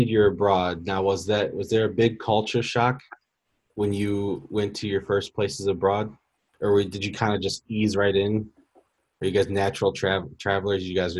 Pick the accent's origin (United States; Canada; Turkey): United States; Olmsted Falls, Ohio; also born or lived in Lakewood; now in North Royalton, United States; I grew up in Lakewood till I was five, moved to Olmsted Falls when I was five and lived there to about 27. I'm 28 now, and I moved to North Royalton, which is literally 20 minutes down the street